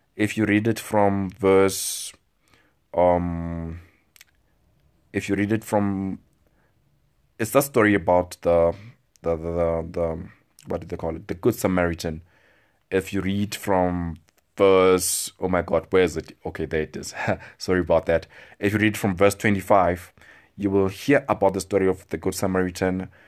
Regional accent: South Africa; I speak as a South African

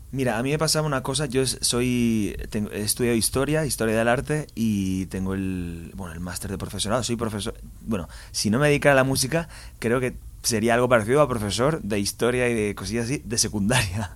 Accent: Valencia, Valencian Community, Spain; soy de Valencia, empecé muy jovencito.

